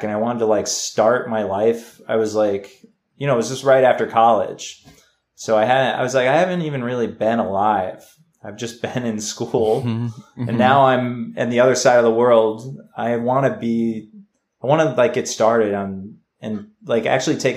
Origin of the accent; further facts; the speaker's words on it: New England, United States; moved away as an adult; also born or lived in Chicago; I grew up kind of all over New England